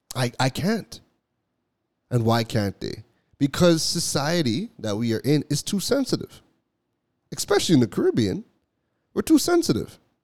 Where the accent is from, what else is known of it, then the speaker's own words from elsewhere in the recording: Toronto, Ontario, Canada; also born or lived in Trinidad; I was born in Trinidad, but I left Trinidad when I was like two weeks old. So my whole life has been has been in Toronto